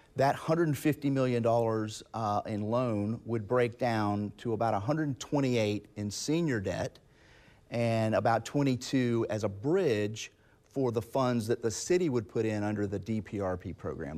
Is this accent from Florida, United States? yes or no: yes; Jacksonville, Florida, United States; I'm from Jacksonville. I grew up here. I live here